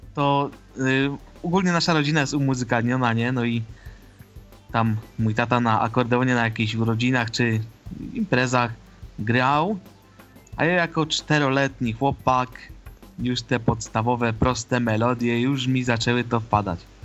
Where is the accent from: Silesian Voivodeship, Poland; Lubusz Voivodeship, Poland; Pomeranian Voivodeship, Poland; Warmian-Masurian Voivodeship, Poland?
Silesian Voivodeship, Poland; Ożarowice; Ja pochodzę z Ożarowic, to jest Górny Śląsk.